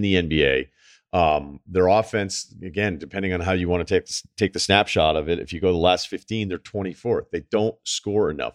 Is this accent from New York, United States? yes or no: no; Massachusetts, United States; we're from Mass